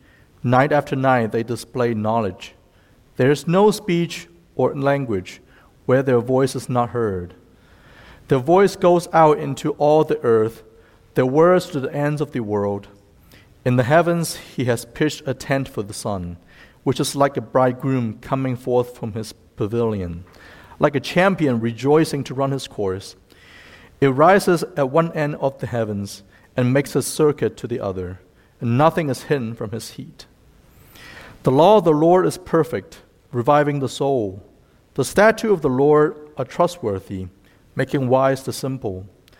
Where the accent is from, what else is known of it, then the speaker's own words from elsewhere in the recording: Fairfield, Ohio, United States; also born or lived in China; now in Cincinnati, United States; I was born in China, and I lived in the U.S. since I was 12. I actually went to middle school and high school in Fairfield, just west of here, and then lived in the East Coast for about 11 years and came back to Cincinnati 2 years ago.